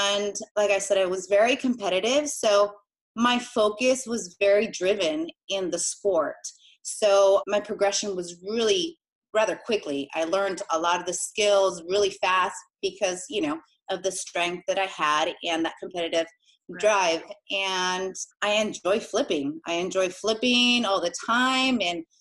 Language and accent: English; Inland Empire, San Bernardino County, California, United States; also born or lived in Argentina; I coach gymnastics and adult fitness here in the Inland Empire in San Bernardino County.